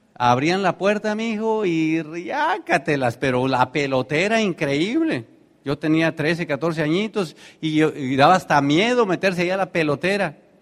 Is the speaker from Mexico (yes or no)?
yes; Tenancingo, State of Mexico, Mexico; moved away; allá en mi pueblo, cuando de Terancingo a Toluca, que era la ciudad más grande